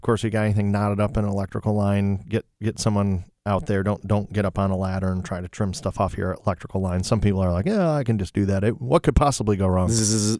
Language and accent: English; Toledo, Ohio, United States; Well, yeah, I am originally from Tootally Doo.